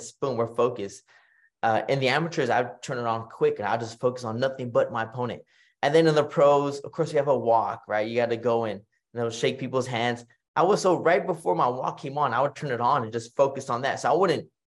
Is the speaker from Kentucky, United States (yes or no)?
no; Kingsville, Texas, United States; here in my town, my hometown of Kingsville, Texas